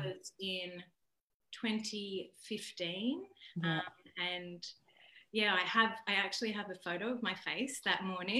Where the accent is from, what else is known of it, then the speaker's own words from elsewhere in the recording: Taree, New South Wales, Australia; also born or lived in Port Macquarie; I grew up in Taree.